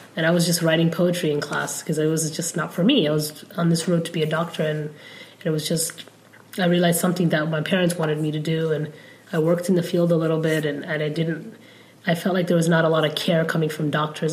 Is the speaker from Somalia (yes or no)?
yes; Somalia; first language Somali; English is a second language; also born or lived in Mogadishu; now in United States; I'm from Somalia. Um, and then after I learned, well, Somali, I learned growing up